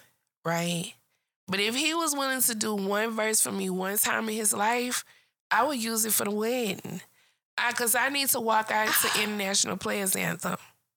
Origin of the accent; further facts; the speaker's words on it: Port Arthur, Texas, United States; that's the street I grew up on.